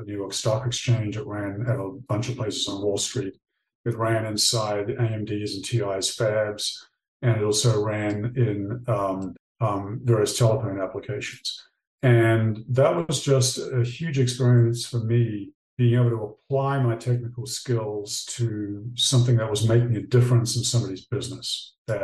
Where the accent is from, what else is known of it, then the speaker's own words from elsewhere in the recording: New Zealand; moved away; I grew up in New Zealand